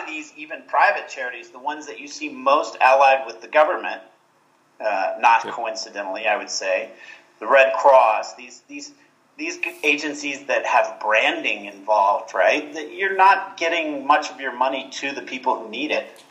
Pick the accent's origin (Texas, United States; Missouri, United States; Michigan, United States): Texas, United States; Houston; moved away as an adult; now in Guatemala; I grew up in Houston